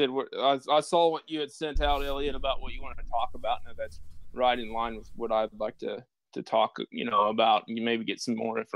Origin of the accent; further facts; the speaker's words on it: Otis, Kansas, United States; moved away as an adult; also born or lived in West Texas; I grew up in Otis, which is a very small town about 25 miles to the west of the Bottoms